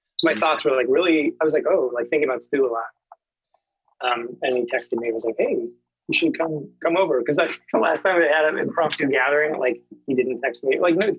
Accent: Plymouth, Massachusetts, United States; I'm from the South Shore, Plymouth, to be exact. Which is, you know, 40, 45 miles south of Boston. Oh, okay. That's where I grew up.

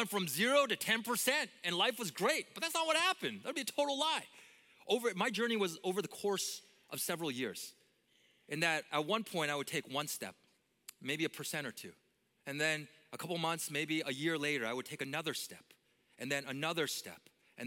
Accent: Vancouver, British Columbia, Canada; moved away as an adult; also born or lived in Minneapolis area; I grew up in Canada, and I grew up in Vancouver, the most beautiful city on earth

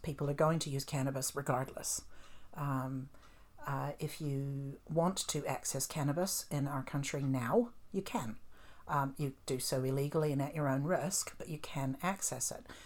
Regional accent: Canada; moved away as an adult; now in New Zealand; I grew up in Canada

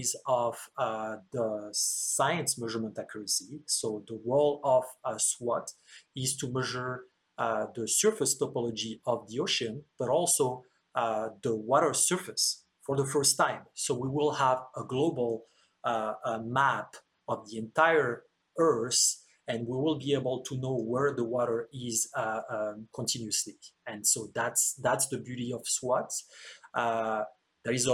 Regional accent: France; moved away; I was born and raised in France

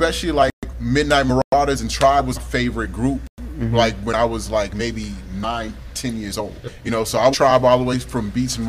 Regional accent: Houston, Texas, United States; Northwest Houston.

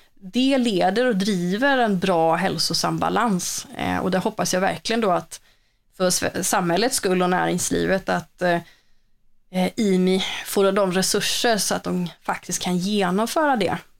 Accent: Borås, Västra Götaland, Sweden; moved away; det hörs väl lite att jag inte är från Stockholm eller så, utan jag kommer ju från eh, Boråsområdet

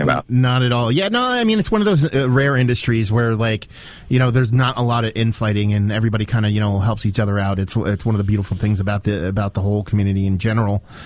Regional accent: northeastern Pennsylvania, United States; also born or lived in New Jersey; I grew up in northeastern PA, so I'm, I'm pretty much dead center between New York and Philly

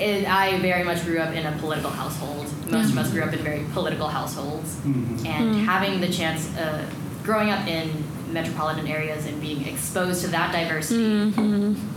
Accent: the Bay Area, California, United States; now in Seattle, United States; or like I come from the Bay.

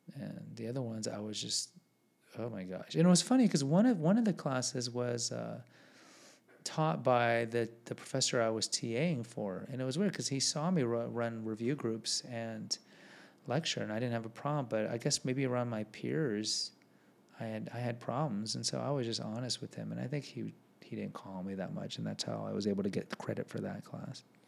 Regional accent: Houston, Texas, United States; I'm from Houston

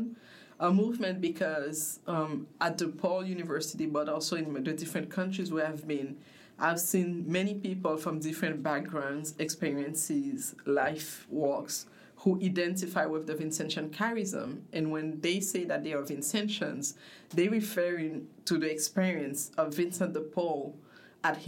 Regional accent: Haiti; moved away as an adult; also born or lived in Congo / Spain; I was born in Congo from Haitian parents. My mother got very sick, so we came back to Haiti where she died, and I grew up in Haiti. Lived in Haiti until 2003.

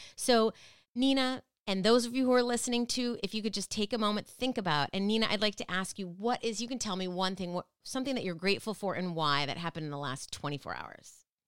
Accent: Minneapolis, Minnesota, United States; moved away; I love Minneapolis, and I'm from Minneapolis, but I am not in Minneapolis now

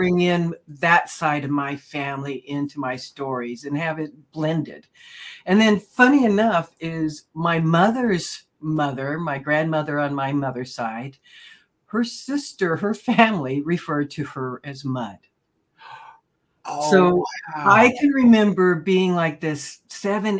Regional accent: Oklahoma, United States; moved away as an adult; now in California, United States; I was born in Oklahoma, escaped to California for a career

